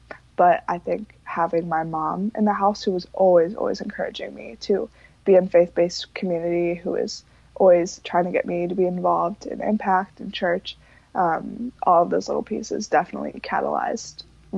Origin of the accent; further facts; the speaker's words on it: Pine Ridge Reservation, South Dakota, United States; born there; I was born on Pine Ridge Reservation in South Dakota. So it's one of the largest Native American reservations in America.